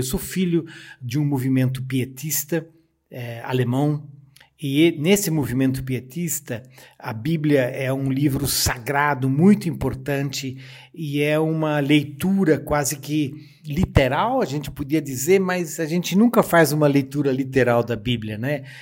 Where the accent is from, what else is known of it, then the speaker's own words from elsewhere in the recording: Joinville, Santa Catarina, Brazil; moved away as an adult; also born or lived in Rio Grande do Sul; Eu sou natural de Joinville, Santa Catarina